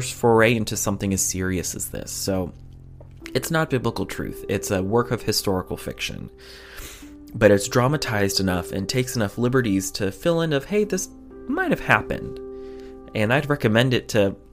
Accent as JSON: {"language": "English", "country": "United States", "said": "Here in America"}